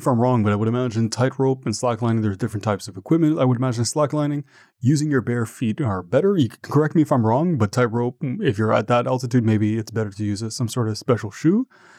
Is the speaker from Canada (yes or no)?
yes; Canada; I'm Canadian as well